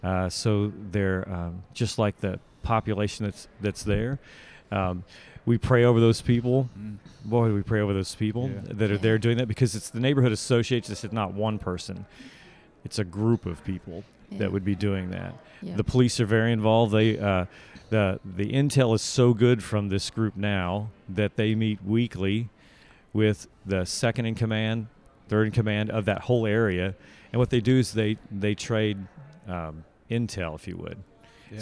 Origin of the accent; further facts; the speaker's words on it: Australia; accent: Australian; My Australian accent. That's about as good as it gets. I don't really practice accents. Since I already have one, I try to stick with that one.